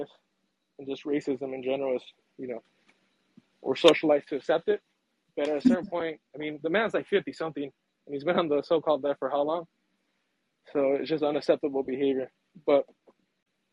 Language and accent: English; United States; I grew up in the States.